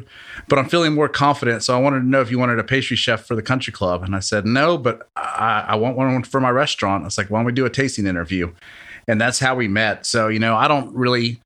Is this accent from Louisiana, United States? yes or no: yes; Louisiana, United States; now in Hattiesburg, United States; I'm from Louisiana